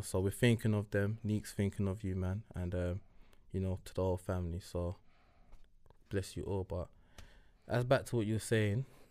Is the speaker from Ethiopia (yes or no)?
no; London, United Kingdom; also born or lived in Kumasi, Ghana; Being a Ghanaian growing up in North West London